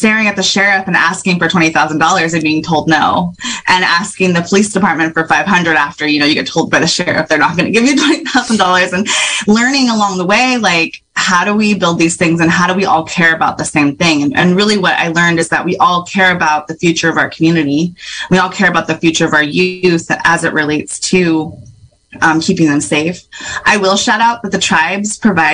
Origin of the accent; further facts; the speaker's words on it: Sherwood Valley, California, United States; also born or lived in Pinoleville / Hopland / Ukiah; I am from Sherwood Valley. But I'm also from Panolaville and Hoplin and Ukiah.